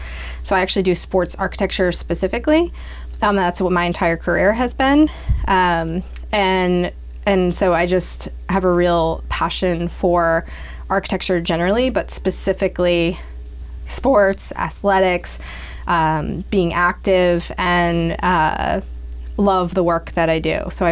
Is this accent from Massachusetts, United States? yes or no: yes; Blackstone, Massachusetts, United States; now in Franklin, United States; I grew up nearby in Blackstone, actually. Most of my family is still around. So I grew up in Blackstone and then went to school, lived in the city for a while, and moved to Franklin